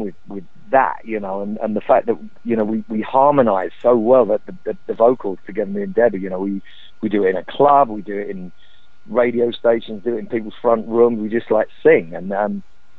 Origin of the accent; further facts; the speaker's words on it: London, United Kingdom; I grew up in the East End of London